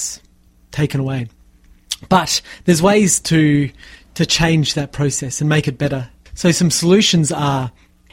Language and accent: English; Tasmania, Australia; I worked in my hometown in Tasmania.